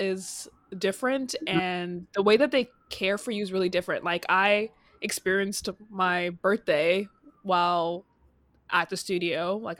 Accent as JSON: {"language": "English", "town": "Brampton", "region": "Ontario", "country": "Canada", "tie": "born or raised there", "said": "I grew up in Brampton, which is known for having a huge Indian population"}